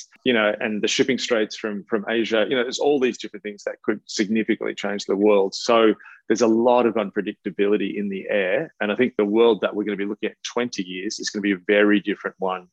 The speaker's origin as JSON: {"language": "English", "country": "Australia", "said": "as an Australian"}